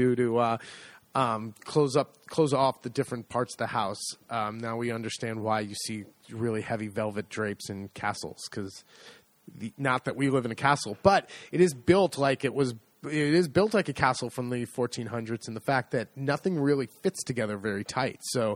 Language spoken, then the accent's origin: English; United States; accent: American; my horrible American accent